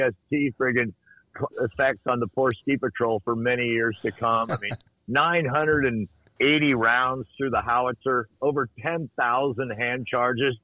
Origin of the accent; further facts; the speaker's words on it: United States; I grew up in the Lake Tahoe area